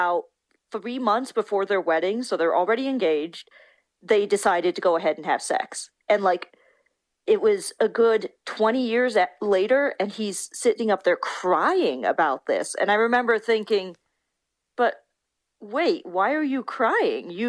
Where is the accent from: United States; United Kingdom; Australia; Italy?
United States; Sioux Falls, South Dakota; also born or lived in Japan / Chicago; my hometown here in Sioux Falls.